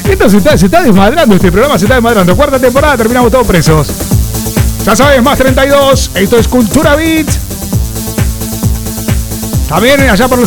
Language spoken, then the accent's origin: Spanish; Mar del Plata, Buenos Aires Province, Argentina; now in Barcelona, Spain; Eh, soy de Barcelona, aunque soy argentina de Mar del Plata. Llevo 15 años viviendo en España.